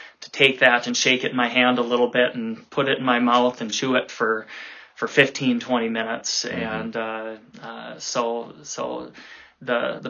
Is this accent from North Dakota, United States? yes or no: yes; Grand Forks, North Dakota, United States; I grew up in Grand Forks, North Dakota